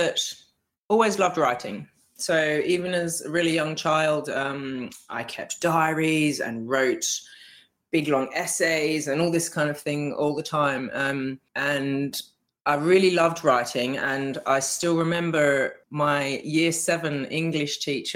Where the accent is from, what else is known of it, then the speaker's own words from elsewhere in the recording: Australia; moved away as an adult; now in United Kingdom; I'm from Australia, probably pick up from my accent.